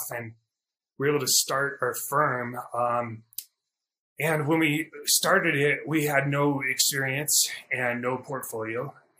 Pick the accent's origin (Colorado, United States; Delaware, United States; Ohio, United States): Colorado, United States; Durango; I grew up in Durango, Colorado